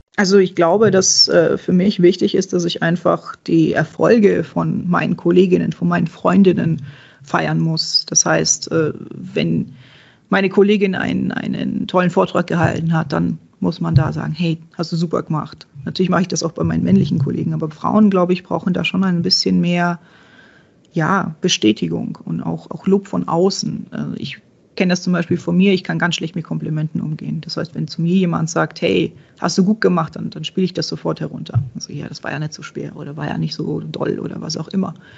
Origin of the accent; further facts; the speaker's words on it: Czechia; now in Germany; ich bin gebürtige Tschechin, meine, meine Großeltern kommen daher, meine, meine Mama kommt daher.